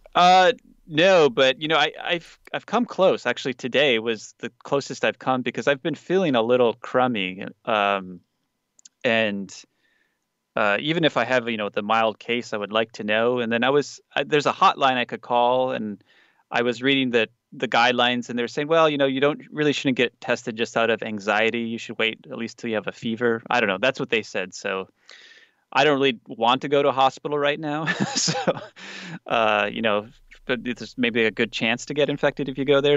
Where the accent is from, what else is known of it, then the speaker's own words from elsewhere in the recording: United States; now in South Korea; as an American